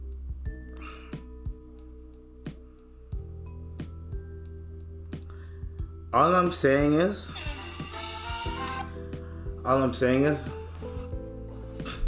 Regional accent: Canada; also born or lived in East Africa; I'm African, I'm East African, I'm Canadian

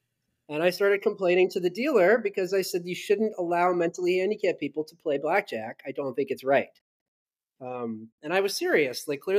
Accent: Atlanta, Georgia, United States; I'm from Atlanta.

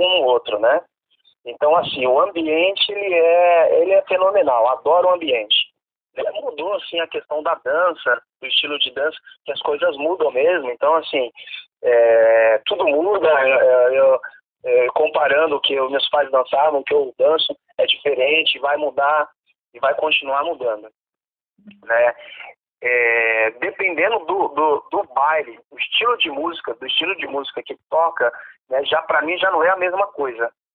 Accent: São Paulo, Brazil; eu sou da Zona Oeste, então toda a cena da Zona Oeste eu tô por dentro

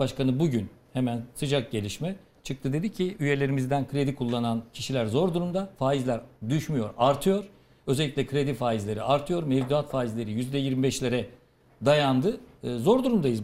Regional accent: Ardahan, Turkey; moved away; Ardahan'a memleketime

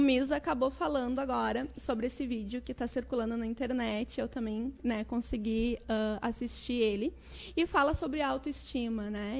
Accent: Porto Alegre, Rio Grande do Sul, Brazil; nasci em Porto Alegre

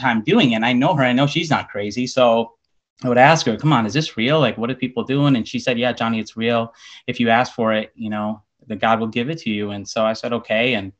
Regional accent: Chicago, Illinois, United States; I was born and raised in Chicago, Illinois.

